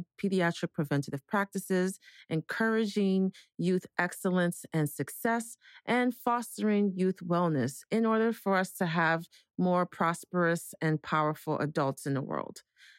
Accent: New York City, New York, United States; also born or lived in Ghana; I was born in Ghana and raised in New York as well.

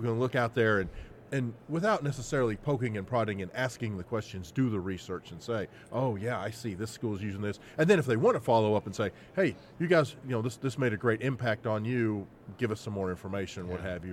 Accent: Arkansas, United States; we're from Arkansas

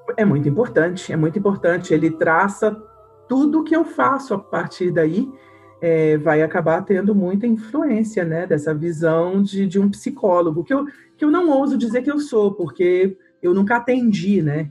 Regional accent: Belo Horizonte, Minas Gerais, Brazil; eu sou de Minas, né, de Belo Horizonte

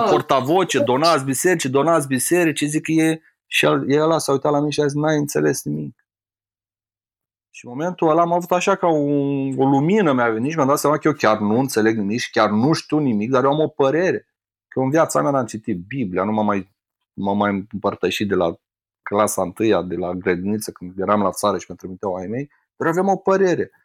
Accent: Romania; sunt din România și să mă întorc la mine acasă

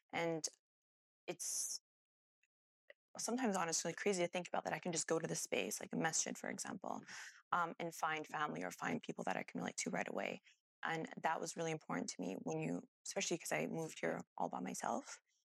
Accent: Calgary, Alberta, Canada; now in Edmonton, Canada; growing up in Calgary, I feel like Edmonton has a bad rap, but once I moved here

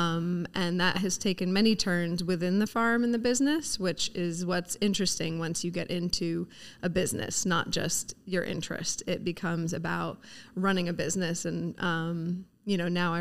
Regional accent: Laurel, New York, United States; also born or lived in New Zealand; I grew up out here on the North Fork in Laurel

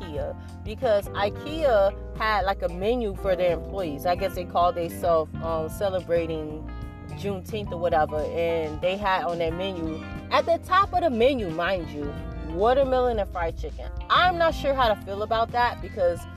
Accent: Miami, Florida, United States; I come from Miami, Florida

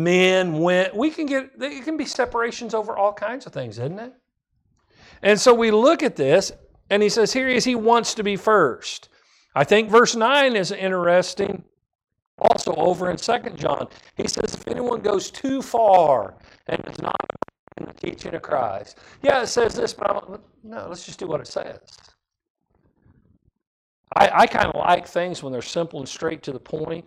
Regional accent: Kansas, United States; I grew up in Kansas

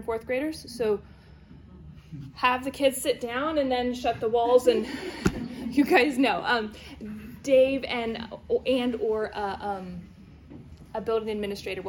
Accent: New Zealand; now in Pennsylvania, United States; I grew up in New Zealand

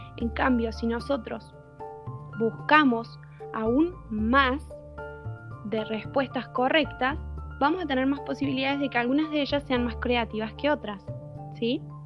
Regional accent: Córdoba, Argentina; yo soy de Córdoba, de Argentina, justamente el centro del país, eh, y vivo en Capital.

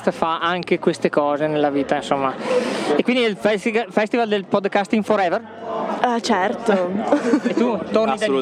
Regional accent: Treviso, Veneto, Italy; Veneto? Eh, so Veneto, so Veneto. Non si sente? Di dove? Non si sente che sono del Treviso. Sono del Treviso mi.

